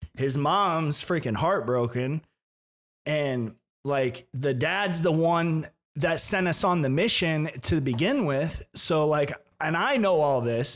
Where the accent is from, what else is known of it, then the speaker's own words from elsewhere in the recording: Tampa, Florida, United States; I was born in Tampa